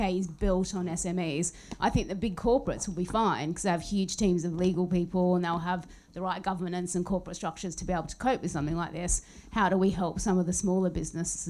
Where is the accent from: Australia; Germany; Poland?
Australia; now in United Kingdom; I'm an Aussie